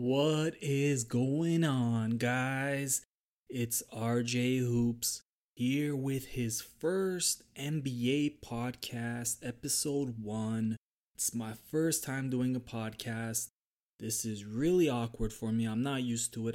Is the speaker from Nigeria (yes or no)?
no; Toronto, Ontario, Canada; I'm from Toronto